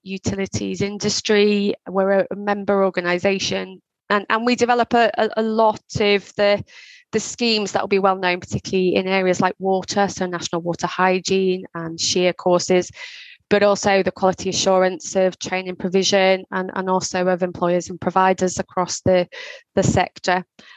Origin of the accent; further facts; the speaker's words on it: Liverpool, North West England, United Kingdom; I grew up in Liverpool. So I grew up in a part of Liverpool called Knowsley.